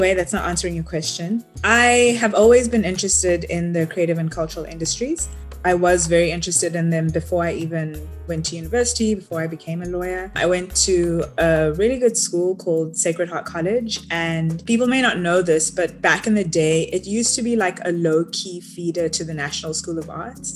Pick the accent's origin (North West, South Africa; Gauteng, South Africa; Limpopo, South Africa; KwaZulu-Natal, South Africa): Gauteng, South Africa; Johannesburg; moved away; I grew up in South Africa, born and raised in Joburg